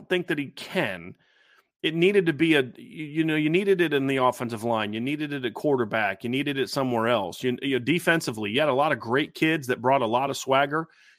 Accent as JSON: {"language": "English", "town": "Austin", "region": "Texas", "country": "United States", "said": "I came from Austin Westlake."}